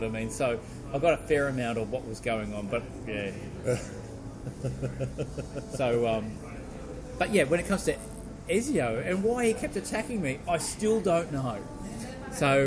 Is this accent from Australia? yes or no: yes; Australia; myself as an Australian